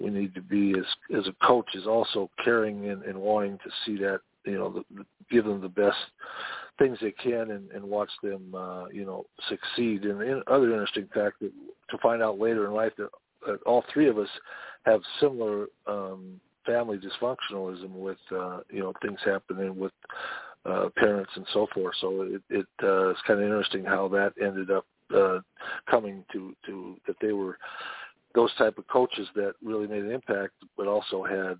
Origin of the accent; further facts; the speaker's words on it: Sacramento, California, United States; a sixth grade teacher that I had in growing up in Sacramento, California